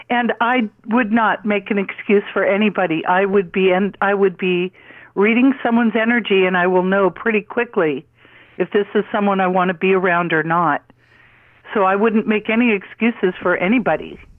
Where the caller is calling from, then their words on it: Calabasas, California, United States; from Calabasas.